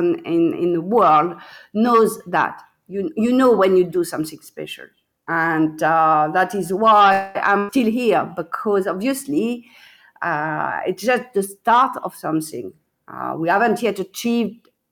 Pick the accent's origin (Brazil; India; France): France; moved away as an adult; now in England; I am the French winemaker making wine in England